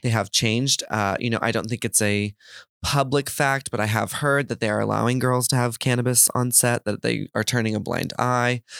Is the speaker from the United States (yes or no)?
yes; Texas, United States; I grew up in Texas